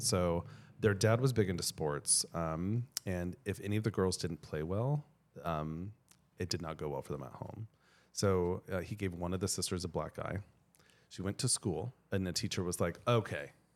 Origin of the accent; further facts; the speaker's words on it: Colorado, United States; I grew up in Colorado